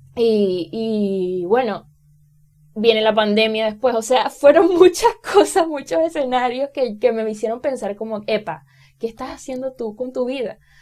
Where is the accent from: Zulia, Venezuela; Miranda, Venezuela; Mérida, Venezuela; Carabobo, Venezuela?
Carabobo, Venezuela; Bejuma; nací en un pueblo eh, que se llama Bejuma, eh, pertenece al estado Carabobo, soy venezolana